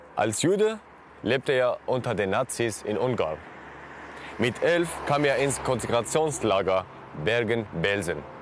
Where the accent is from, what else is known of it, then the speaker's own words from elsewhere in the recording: Syria; moved away as an adult; Ich bin 2011 selbst aus Syrien geflohen über den Landweg